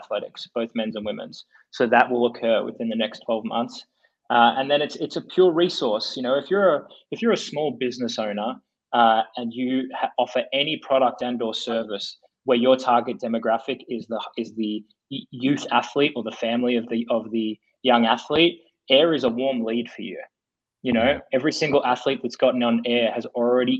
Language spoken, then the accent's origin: English; Australia; moved away as an adult; now in United States; we were as Australian guys